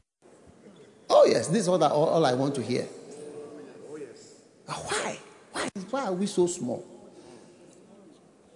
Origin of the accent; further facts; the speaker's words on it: Ghana; I was born in Ghana